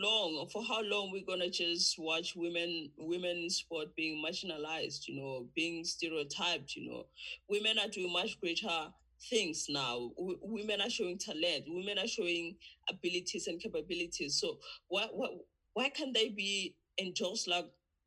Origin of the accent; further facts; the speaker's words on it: South Africa; from South Africa